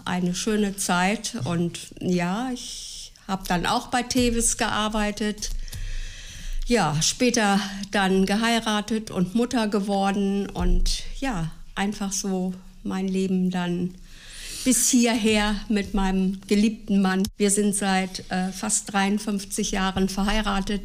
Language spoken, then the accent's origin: German; Gifhorn, Lower Saxony, Germany; also born or lived in Celle / Flettmar; ich bin 1946 geboren in Celle. Meine Eltern wohnten derzeit in Flettmar, Kreis Gifhorn